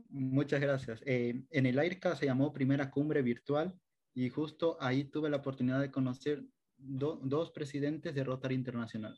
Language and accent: Spanish; Machala, El Oro, Ecuador; also born or lived in Riobamba; soy oriundo de la provincia del Oro, eh, nací en Machala, acá estudié la primaria, la secundaria